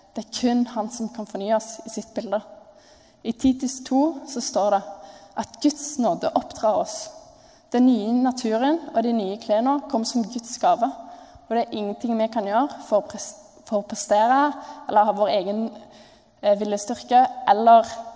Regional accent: Jørpeland, Rogaland, Norway; moved away; jeg kom fra Jørpeland, eh, som er ut fra mine øyne verdens fineste plass. Det ligger eh, på innsida av Stavanger. Og hvis dere bor på Preikestolen, så er det et kvarter derfra.

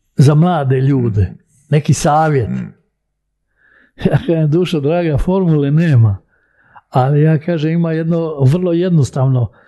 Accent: Split, Split-Dalmatia County, Croatia; also born or lived in Belgrade, Serbia; ja sam iz Jugoslavije.

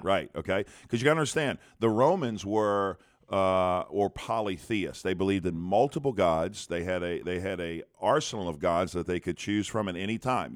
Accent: United States

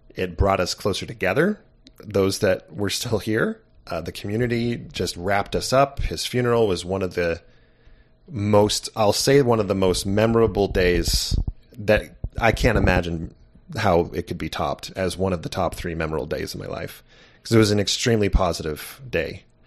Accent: Santa Barbara, California, United States; growing up in Santa Barbara, California wasn't too shabby

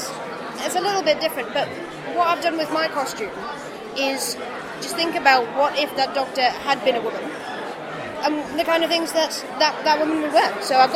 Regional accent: near Killingworth, North East England, United Kingdom; I'm actually from the North East, and it was set in Killingworth. which is it was just around the corner from where I was born

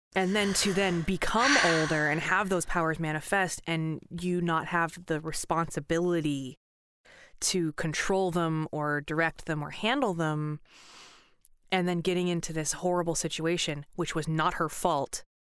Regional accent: Pacific Northwest, United States; I grew up in Pacific Northwest

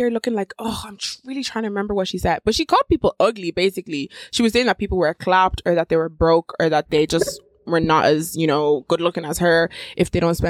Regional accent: Nigeria; I'm Nigerian.

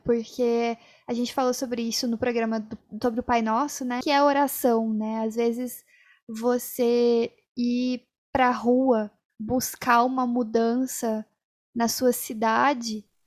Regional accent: Brazil; a gente, como brasileiro

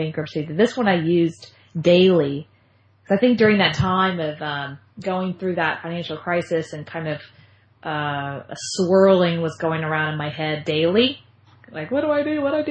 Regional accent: Austin, Texas, United States; Austin, kind of coming back home. I'm from Austin, Texas. I live in Austin.

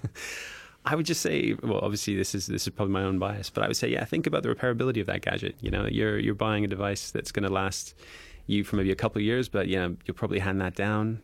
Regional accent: Canada; now in United Kingdom; I'm Canadian

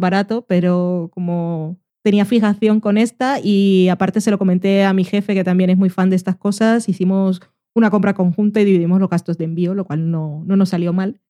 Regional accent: Barranquilla, Atlántico, Colombia; now in Spain; Yo nací en Barranquilla, país caribeño

